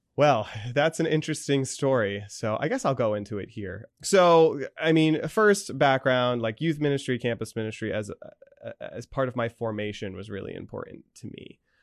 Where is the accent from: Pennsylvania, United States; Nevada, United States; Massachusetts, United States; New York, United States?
Pennsylvania, United States; Danville; moved away as an adult; also born or lived in Scranton, Pennsylvania; I grew up in Saint Joseph's in Danville